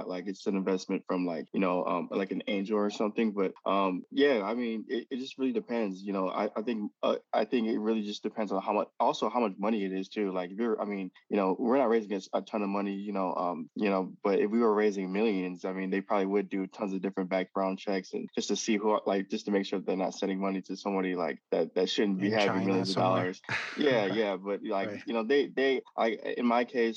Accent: Farmington Hills, Michigan, United States; also born or lived in Detroit; originally I was born in Detroit. I grew up in a suburb called Farmington Hills, maybe like 20 minutes away from Detroit.

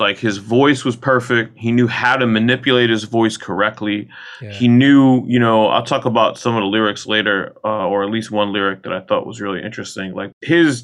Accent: New York City, New York, United States; I'm from New York, you know, like I was raised on Staten Island

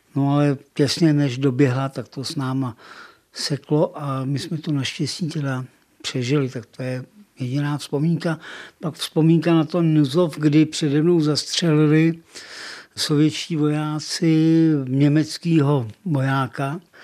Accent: České Budějovice, South Bohemian Region, Czechia; Narodil jsem se přímo u Malše, doma, v Havlíčkový

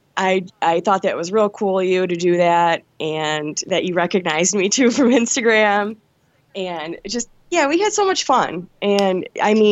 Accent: Detroit, Michigan, United States; I was born in Detroit, and I'm still here. I'm in a suburb right now, but yeah, I've been here my whole life

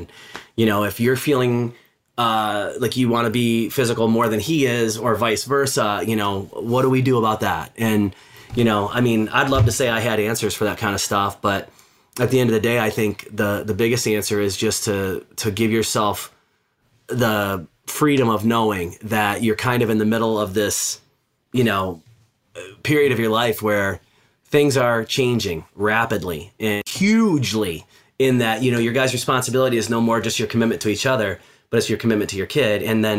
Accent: Midwest, United States; I grew up in the Midwest. It wasn't really something that, you know, we did where I was from and where I grew up. And then I landed on the West Coast for a long time.

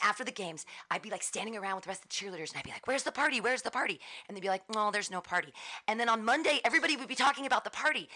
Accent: Danville, California, United States; also born or lived in Livermore / San Diego / Davis; I grew up in Danville

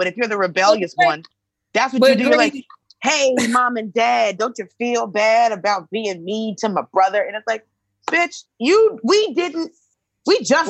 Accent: the South, United States; growing up in the South, everybody lives in apartments or live in a house, maybe a condo

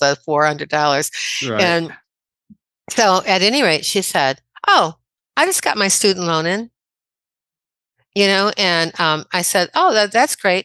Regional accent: Midwest, United States; moved away; I'm originally from the Midwest.

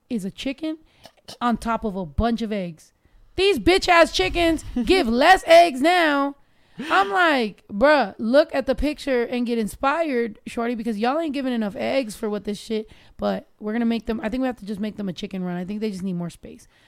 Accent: Mexico; because I was raised so much in Mexico

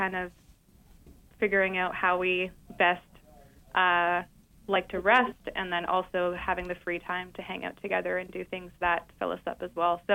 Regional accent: Canada; moved away; also born or lived in Ontario; I'm from Canada, so I went to school in Ontario

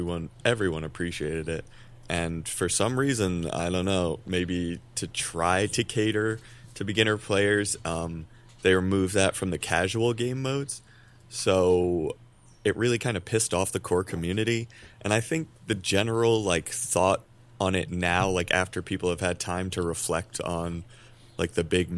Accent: New York, United States; I'm actually from the Westchester area initially, so not very far.

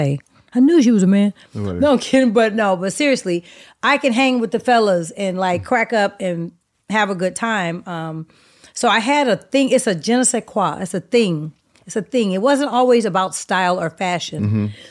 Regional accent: the Bay Area, California, United States; moved away; I was born in the Bay

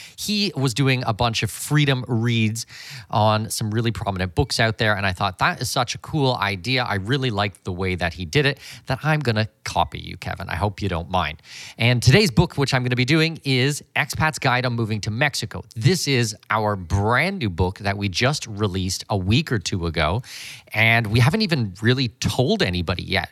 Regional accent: London, Ontario, Canada; moved away; I was born and raised in London, Ontario, Canada.

